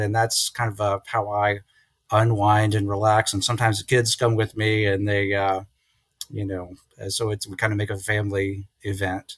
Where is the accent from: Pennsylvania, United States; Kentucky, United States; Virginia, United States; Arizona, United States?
Virginia, United States; Lynchburg; moved away as an adult; also born or lived in Columbus, Ohio / Cleveland area, Ohio; now in Morgantown, United States; I'm from Lynchburg, Virginia